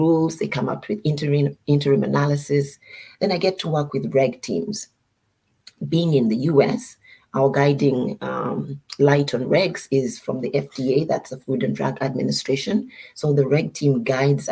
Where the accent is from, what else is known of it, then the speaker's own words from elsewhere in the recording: Uganda; moved away as an adult; now in United States; I am from Uganda, and I've lived in the US for most of my adult life